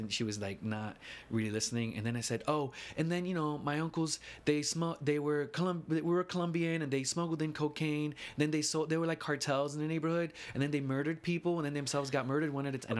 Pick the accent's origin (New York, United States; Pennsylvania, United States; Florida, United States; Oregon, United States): New York, United States; New York City; moved away as an adult; also born or lived in Chicago; now in New York City, United States; I grew up in the Lower East Side over on Allen and Stanton.